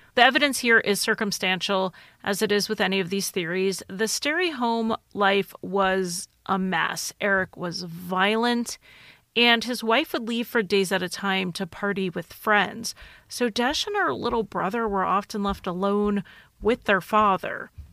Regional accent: United States; I'm American

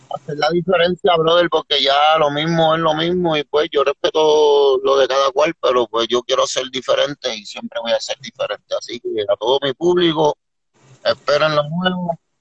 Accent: Puerto Rico; moved away; also born or lived in New Jersey; yo vengo de la isla

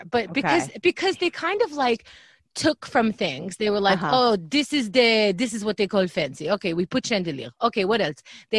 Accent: New York, United States; born or raised there; also born or lived in Israel / Briarwood, Queens

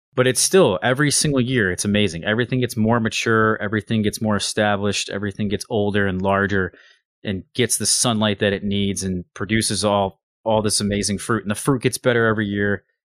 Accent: United States; I'm American

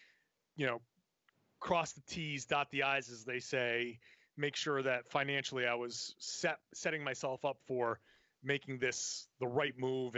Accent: New England, United States; I grew up in the New England area

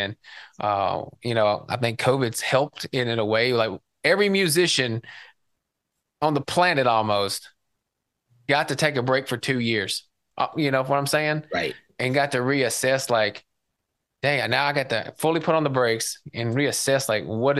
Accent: Tennessee, United States; growing up in Tennessee and being a country boy

